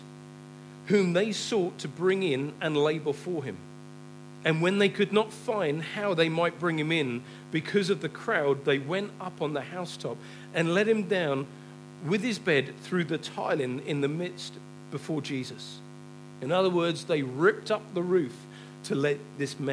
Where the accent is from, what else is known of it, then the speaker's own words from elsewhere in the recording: England, United Kingdom; we're too English. We're too British.